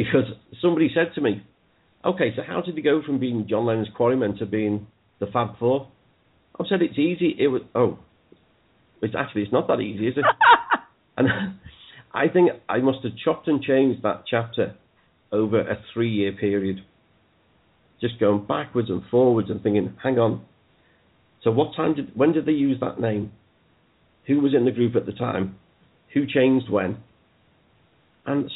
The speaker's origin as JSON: {"language": "English", "town": "Liverpool", "region": "North West England", "country": "United Kingdom", "tie": "born or raised there", "also_born_or_lived": "Mossley Hill, Liverpool", "said": "I lived in the Dingle until I was 24."}